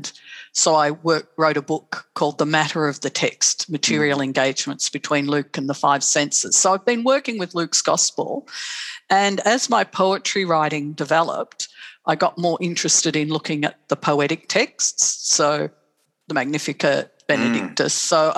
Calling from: Melbourne, Victoria, Australia; I'm joining you from Boonwurrung country on in Bayside, Melbourne, Naam.

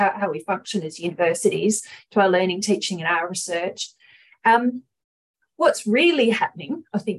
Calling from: Perth, Western Australia, Australia; I'm coming from Noongar country in Western Australia, Boorloo, a place many of you would know as Perth.

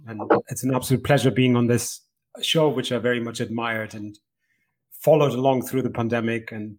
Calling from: Edinburgh, Scotland, United Kingdom; I'm calling in from Scotland, Edinburgh in Scotland

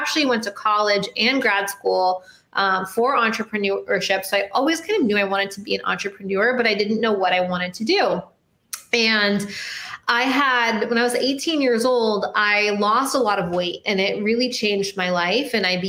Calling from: Miami, Florida, United States; I'm in Miami, sunny Miami, Florida.

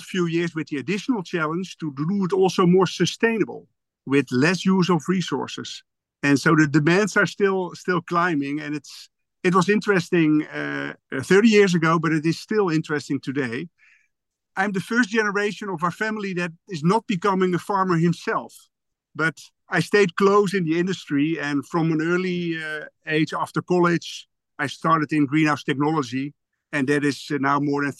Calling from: Westland, South Holland, Netherlands; I'm I'm calling from the the, the Westland area the Westland area is the uh, yeah the, the, the home base for uh, for Ridder

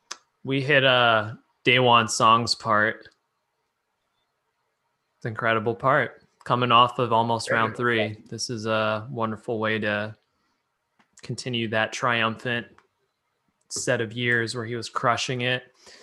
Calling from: Pennsylvania, United States; Okay. I'm calling from Pennsylvania.

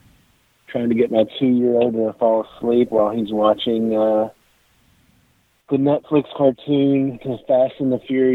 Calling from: Owensboro, Kentucky, United States; Owensboro, Kentucky.

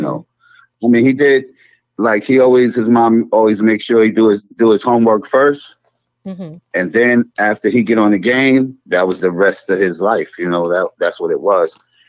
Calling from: North Carolina, United States; I'm calling from North Carolina.

